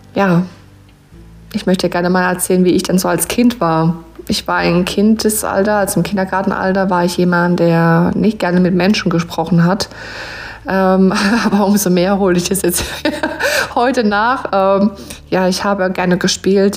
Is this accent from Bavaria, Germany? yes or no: no; Rhineland-Palatinate, Germany; accent: Pfälzisch; von Herzen bin ich eine Pfälzerin. Also ich wohne in der schönen Südpfalz-Gegend